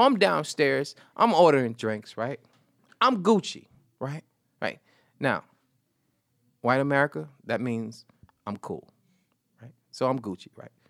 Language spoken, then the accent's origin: English; St. Petersburg, Florida, United States; now in Brooklyn, United States; I'm from Saint Petersburg, Florida